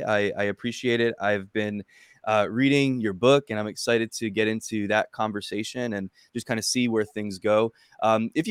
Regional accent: New Jersey, United States; I'm from New Jersey, and I'm a lifelong Yankees fan.

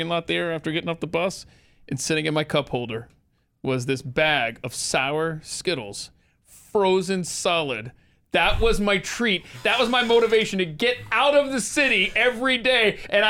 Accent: Georgia, United States; also born or lived in New Jersey; Right, and I had no idea growing up in Georgia and stuff until I lived up in Western Jersey and actually went to a NASCAR race there in the Poconos.

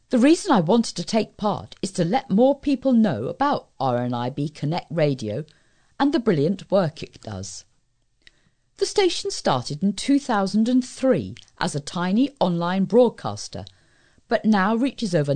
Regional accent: East of England, United Kingdom; When I was a youngster growing up in Essex, I was sports mad.

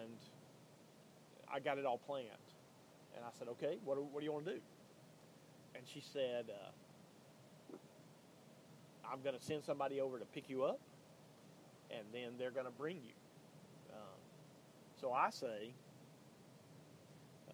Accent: Birmingham, Alabama, United States; also born or lived in Tuscaloosa, Alabama; But Birmingham, where I'm from, I don't live in Birmingham, but I'm from Birmingham

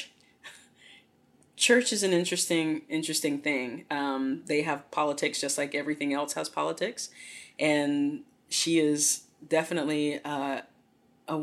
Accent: the South, United States; growing up in the South

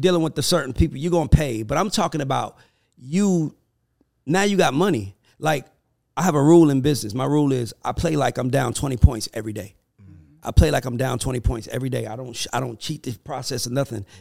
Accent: United States; I'm an American

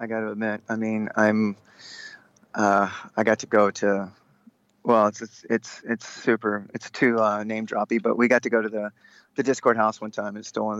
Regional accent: North Texas, United States; We're all from North Texas

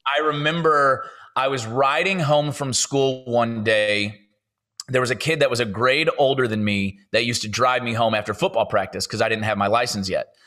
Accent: St. Louis, Missouri, United States; moved away as an adult; now in Nashville, United States; I grew up in St. Louis, Missouri

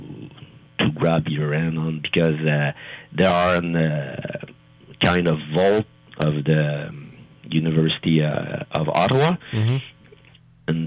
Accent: France; English is a second language; I'm French, and English is not my first language

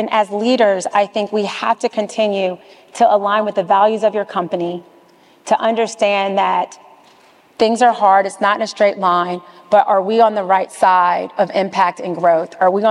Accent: the South, United States; now in New York, United States; You know, I am from the South. You know, my mom is an educator. My dad drove trucks and scanned boxes. I'm first generation integration. You know, I went to schools in the South, but I work in New York in the largest financial center.

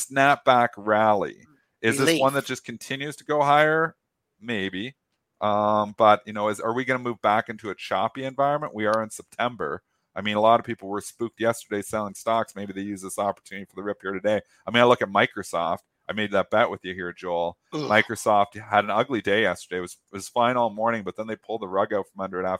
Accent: Canada; I'm a Canadian. I cross the border every day to work at the Detroit Bright office.

